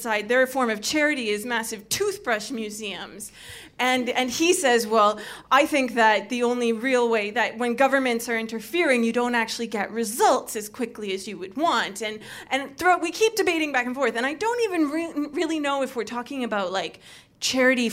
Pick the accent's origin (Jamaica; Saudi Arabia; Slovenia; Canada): Canada; now in United Kingdom; being a Canadian